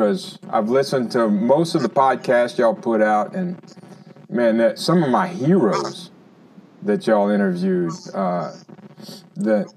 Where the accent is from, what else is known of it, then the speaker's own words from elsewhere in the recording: Lafayette, Louisiana, United States; now in Mississippi, United States; That's where I grew up in Lafayette, Louisiana, center of Acadiana, which is Cajun country